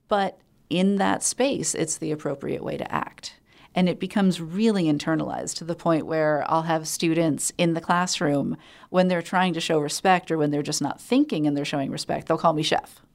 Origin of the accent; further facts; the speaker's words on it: Allentown, Pennsylvania, United States; my hometown in Allentown, Pennsylvania.